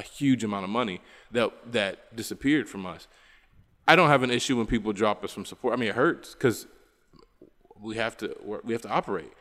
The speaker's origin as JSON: {"language": "English", "region": "West Virginia", "country": "United States", "moved": "yes", "lives_now": "Bolivia", "said": "I'm from West Virginia"}